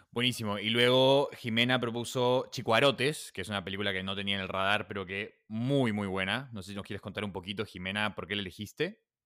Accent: Lima, Peru; Lima, que es donde yo vengo

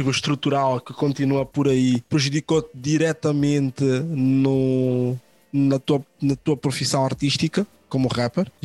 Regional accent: Odivelas, Lisbon, Portugal; now in Lisbon, Portugal; Ah, eu sou de Odivela e vivo no bairro alto.

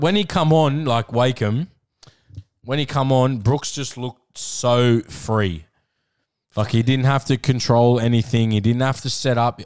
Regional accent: Queensland, Australia; Being a Queenslander

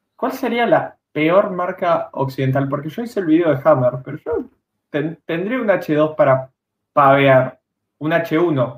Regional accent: Bariloche, Río Negro, Argentina; yo soy de Bariloche, yo no soy de Capital.

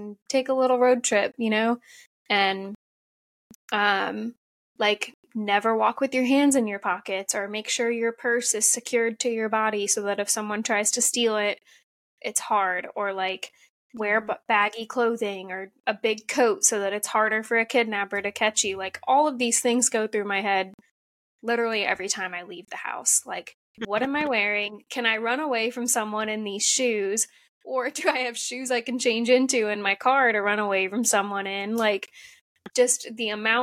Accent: Ohio, United States; also born or lived in San Diego, California; now in California, United States; I grew up in Ohio, kind of small town, like Midwest, sheltered a little bit

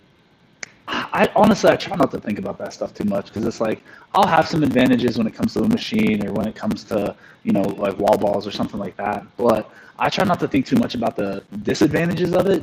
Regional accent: Morgantown, West Virginia, United States; I'm from Morgantown, West Virginia. That's where WVU is at. So I grew up there, lived there my whole life

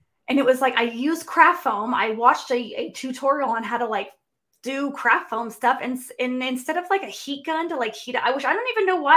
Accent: Carson City, Nevada, United States; now in Reno, United States; I'm from Nevada now, but I grew up in Carson City, which is the capital

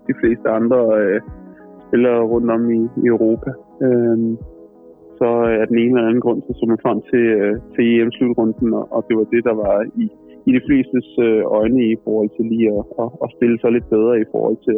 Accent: Copenhagen, Capital Region of Denmark, Denmark; moved away as an adult; now in Düsseldorf, Germany; man som københavner godt kan lide, øh, øh, er, er nede i København

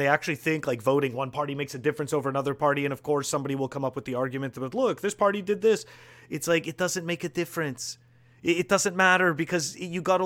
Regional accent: Montreal, Quebec, Canada; now in United States; I'm originally from Montreal, and I live in the U.S.

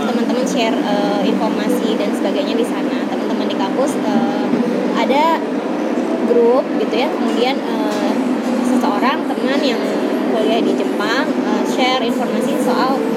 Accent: Jakarta, Indonesia; aku lahir besar di Jakarta kuliah di Jogja kayak dia juga kuliah di Jogja ya tapi nggak bisa bisa bahasa Jawa

